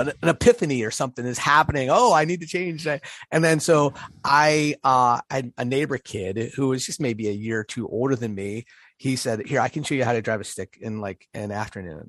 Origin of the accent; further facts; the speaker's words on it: Pittsburgh, Pennsylvania, United States; moved away; I recently spent some time in, in Pittsburgh, which is my, my hometown.